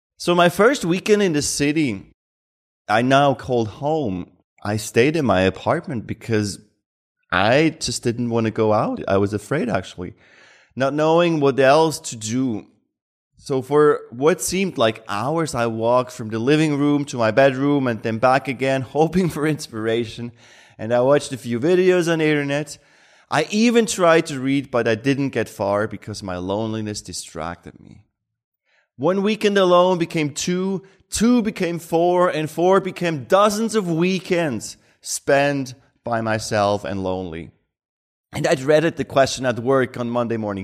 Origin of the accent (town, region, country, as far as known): Switzerland; born or raised there